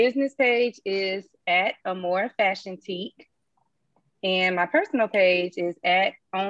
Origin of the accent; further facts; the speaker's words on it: Eufaula, Alabama, United States; now in Atlanta, United States; I'm the owner of Amore Fashion Teak. I'm originally from Eufaula, Alabama, very small city, country girl. I've been in Atlanta for over 18 years now. So I'm pretty much a Georgia peach.